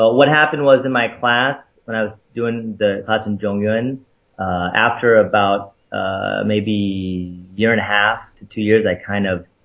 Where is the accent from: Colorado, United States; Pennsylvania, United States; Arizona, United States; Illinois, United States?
Arizona, United States; moved away as an adult; now in Taiwan; I'm from Arizona, so I took a few years of Spanish